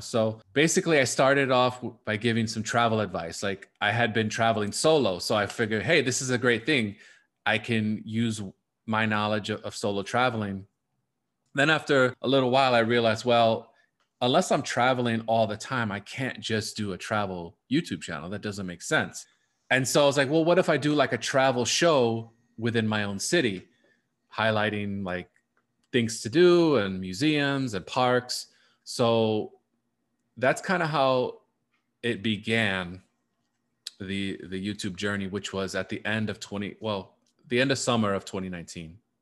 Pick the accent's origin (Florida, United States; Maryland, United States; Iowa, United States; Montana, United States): Florida, United States; South; moved away as an adult; also born or lived in Puerto Rico (ancestry); now in Chicago, United States; growing up in South Florida, the majority of my family was still back here in Chicago.